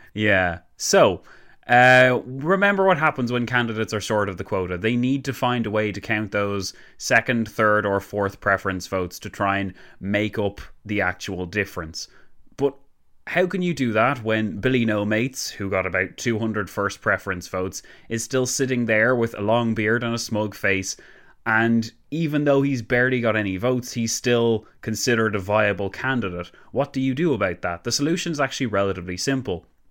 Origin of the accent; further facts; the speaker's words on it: Ireland; we're Irish and proud